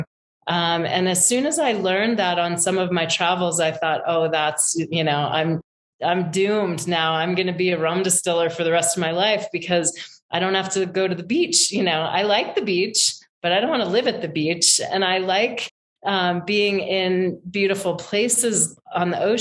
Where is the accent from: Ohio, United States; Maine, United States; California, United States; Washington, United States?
Maine, United States; rural; I grew up in rural Maine in a tiny little town that was, you know, an old mill, like woolen mill town, 5,000 people